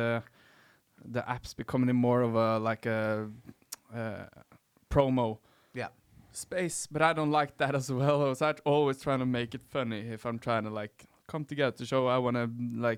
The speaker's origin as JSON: {"language": "English", "town": "Skien", "region": "Telemark", "country": "Norway", "tie": "born or raised there", "moved": "yes", "said": "I'm going back to my hometown"}